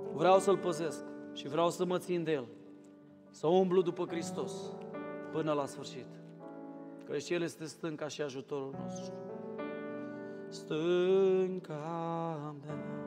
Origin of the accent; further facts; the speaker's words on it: Romania; also born or lived in Craiova; now in Cluj-Napoca, Romania; eu nu sunt din București, să știi. Sunt mai rău decât la București. Eu sunt de la Moldova și Craiova